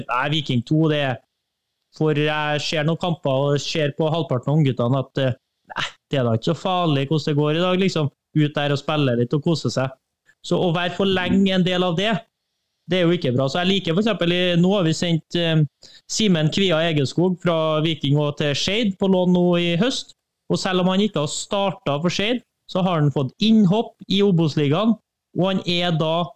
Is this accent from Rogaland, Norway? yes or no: no; Trøndelag, Norway; Trøndelag, da, der jeg kommer fra, det er et svært område